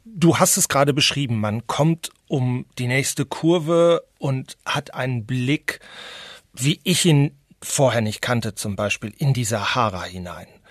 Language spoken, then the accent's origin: German; North Rhine-Westphalia, Germany; now in Madrid, Spain; habe ich als Westfale